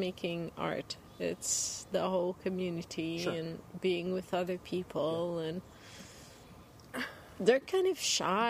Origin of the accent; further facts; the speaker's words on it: Quebec City, Quebec, Canada; now in northern Ontario, Canada; I'm from Quebec City. I grew up in the I'm a city girl.